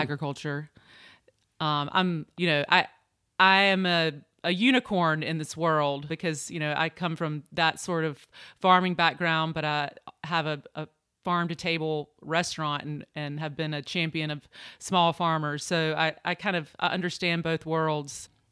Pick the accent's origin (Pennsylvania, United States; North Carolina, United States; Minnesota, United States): North Carolina, United States; Eastern; moved away as an adult; also born or lived in New York; I grew up in Eastern North Carolina.